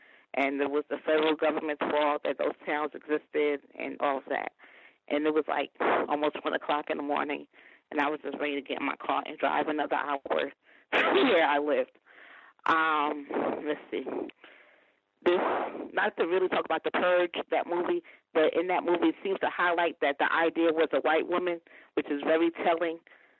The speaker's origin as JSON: {"language": "English", "region": "New York", "country": "United States", "said": "I said I was originally from New York."}